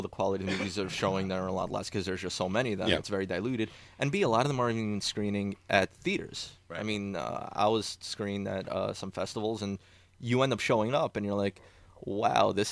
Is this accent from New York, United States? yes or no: yes; New York City, New York, United States; I'm born and raised in Queens, first generation